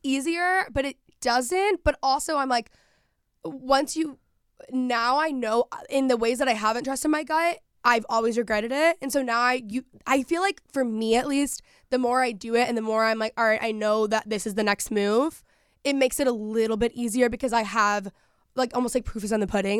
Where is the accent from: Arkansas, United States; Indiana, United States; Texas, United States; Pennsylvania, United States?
Texas, United States; moved away; growing up in Texas, people just work and work ethic there is very different.